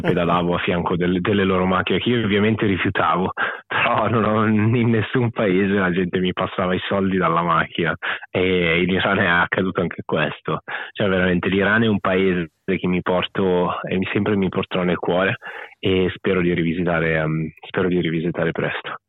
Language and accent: Italian; Italy; moved away as an adult; also born or lived in Australia; sono cresciuto ovviamente in Italia fino a che avevo 26 anni